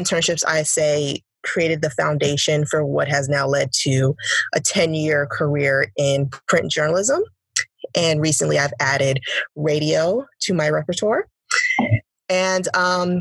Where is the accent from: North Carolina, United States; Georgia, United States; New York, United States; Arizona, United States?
New York, United States; also born or lived in Washington, D.C.; now in Detroit, United States; I currently live in Detroit. I'm originally from New York. So I went from New York to DC and now to Detroit